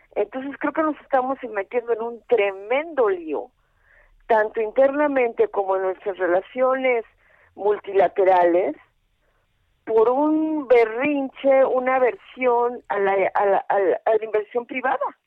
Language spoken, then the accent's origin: Spanish; Mexico